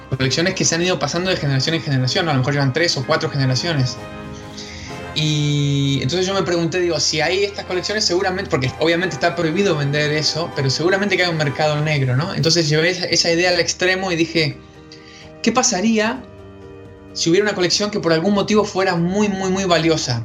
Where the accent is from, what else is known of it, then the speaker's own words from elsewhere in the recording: Patagonia, Argentina; soy originario de la Patagonia, en la parte argentina, el sur de la Argentina